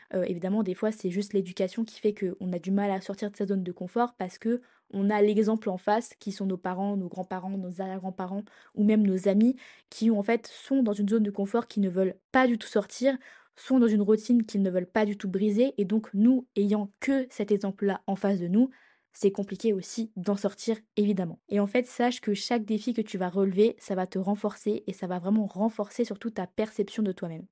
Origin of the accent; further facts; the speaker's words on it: Reims, Grand Est, France; moved away as an adult; also born or lived in Lille; now in Lyon, France; j'ai changé deux fois de ville, de ma ville natale, pour mes études